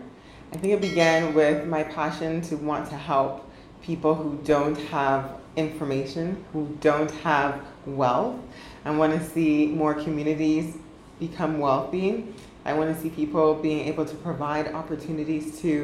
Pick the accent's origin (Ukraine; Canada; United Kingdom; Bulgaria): Canada; Ottawa, Ontario; growing up in Ottawa